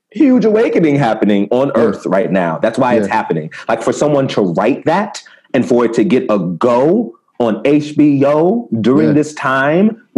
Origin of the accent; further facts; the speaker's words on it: Maryland, United States; I'm from the States, you know, Maryland